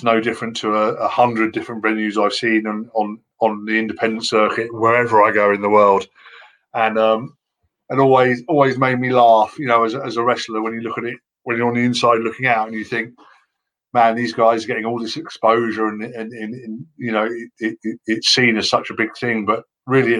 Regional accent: United Kingdom

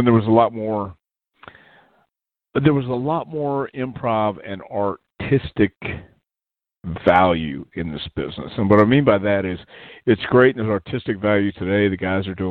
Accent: El Paso, Texas, United States; also born or lived in Houston, Texas; But I grew up in El Paso, Texas

